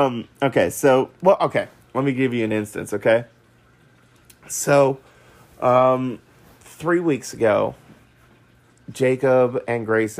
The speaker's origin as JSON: {"language": "English", "country": "Singapore", "said": "And yes, guys, I am from Singapore, and those of you guys who are from there would know, until recently, army camps in Singapore do not allow hand phones with cameras"}